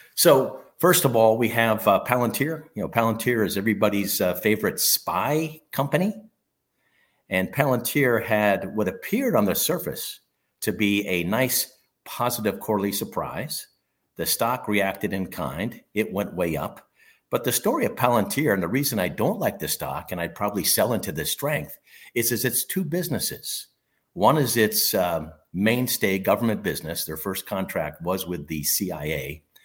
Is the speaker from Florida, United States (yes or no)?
no; Michigan, United States; my home state, in the city of Brotherly Love, not Brotherly Love, the Motor City, Detroit, Michigan